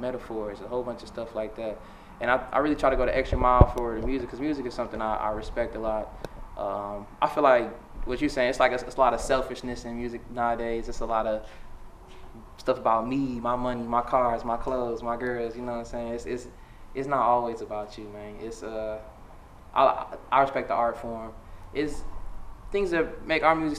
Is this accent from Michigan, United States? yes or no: yes; Detroit, Michigan, United States; I'm from West Side. I grew up with my family first. My dad used to be back and forth between Chicago and Detroit. So when we first like really settled down in Detroit after, you know, me and my sister was born, we was living on Joy Road